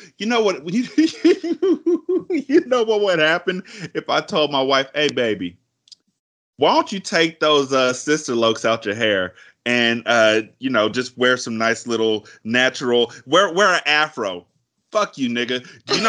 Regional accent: California, United States; I'm from Cali and my family's up in Washington

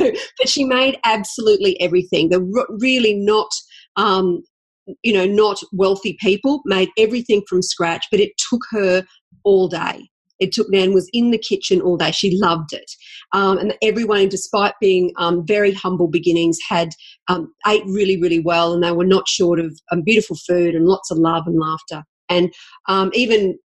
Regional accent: Toowoomba, Queensland, Australia; now in Brisbane, Australia; I grew up in Toowoomba, and I moved to Brisbane

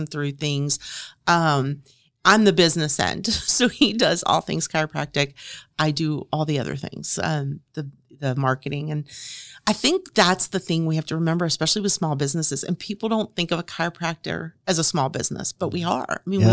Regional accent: Louisville, Kentucky, United States; also born or lived in Dallas, Texas / Salt Lake City, Utah / Indiana; now in Grant County, Indiana, United States; I'm from Louisville, Kentucky

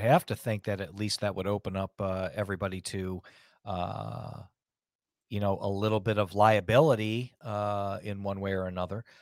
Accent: United States

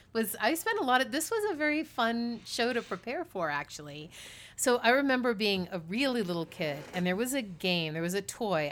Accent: East Coast, United States; also born or lived in New York City; I grew up on the East Coast.

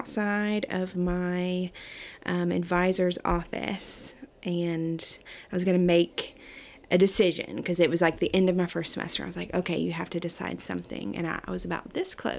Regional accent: Pleasant View, Tennessee, United States; It's maybe about 20 or so minutes from this office in a little town called Pleasant View. It's kind of right smack dab in between Nashville and Clarksville

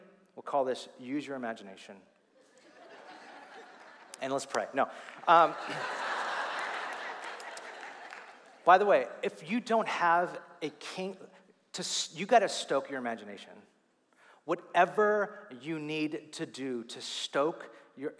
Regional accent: California, United States; moved away; I'm still a Californian, like deep down.

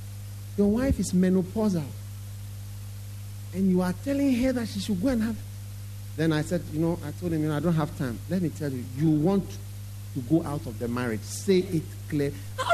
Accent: Winneba, Central Region, Ghana; And I know he's from Winneba. I'm also from Winneba.

